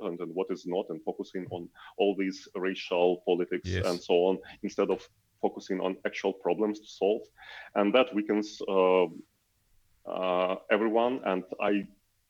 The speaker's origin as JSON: {"language": "English", "country": "Ukraine", "said": "I'm from Ukraine"}